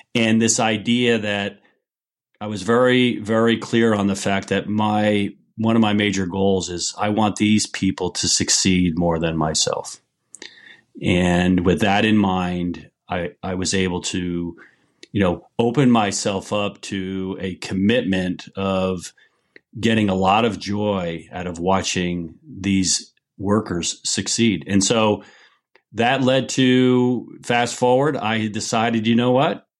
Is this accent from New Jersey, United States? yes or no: yes; New York area, New Jersey, United States; moved away as an adult; now in Niles, Michigan, United States; I grew up in New Jersey, New York area, and lived there the first twenty-one years of my life.